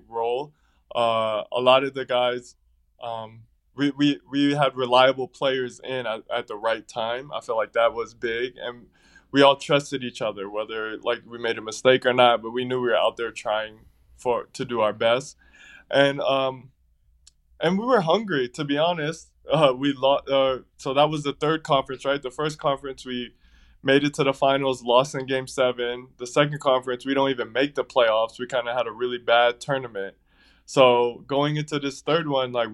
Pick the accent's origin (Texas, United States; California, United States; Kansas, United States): California, United States; San Diego; also born or lived in Temecula, California / Philippines; I grew up in San Diego and then moved to Temecula, which is like a suburb, like in between San Diego